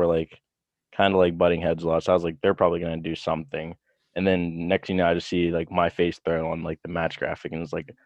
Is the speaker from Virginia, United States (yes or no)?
no; Pittsburgh, Pennsylvania, United States; I'm from Pittsburgh